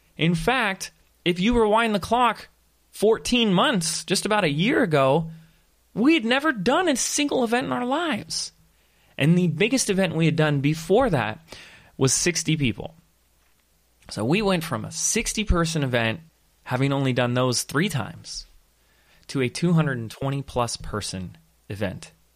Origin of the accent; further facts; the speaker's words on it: Laguna Beach, California, United States; the little, little beach town, my hometown, Same as hometown as my wife, Laguna Beach